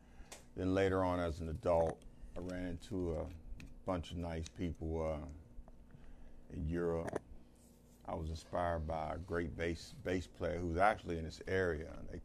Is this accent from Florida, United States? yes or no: no; Pittsburgh, Pennsylvania, United States; moved away; I'm not originally from this area. I'm originally from Pittsburgh, PA.